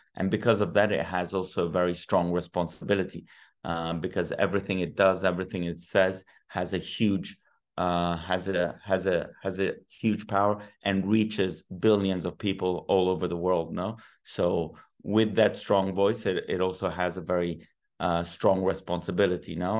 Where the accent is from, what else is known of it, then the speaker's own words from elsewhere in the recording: Rome, Lazio, Italy; now in Madrid, Spain; I was born in Rome